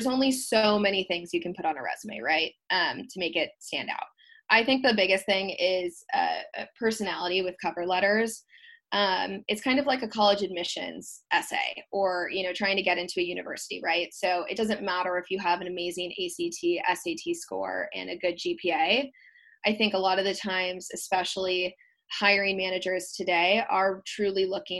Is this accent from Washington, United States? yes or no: no; Wisconsin, United States; moved away as an adult; now in San Diego, United States; I grew up in Wisconsin, so moving outside of Wisconsin, there's always going to be cultural differences.